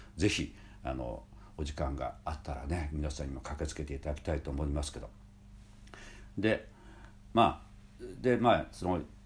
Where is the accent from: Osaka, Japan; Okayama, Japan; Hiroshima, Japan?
Hiroshima, Japan; 地元広島の修道中学高校